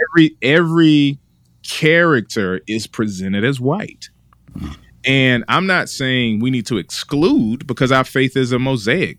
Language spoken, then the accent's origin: English; Washington, District of Columbia, United States; also born or lived in Junction City, Kansas; now in Raleigh, United States; I'm originally from, uh, Washington, D C, uh, born and raised there